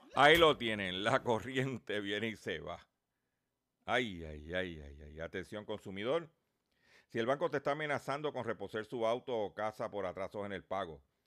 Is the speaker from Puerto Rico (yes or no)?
yes; Lares, Puerto Rico; mi pueblo de Lares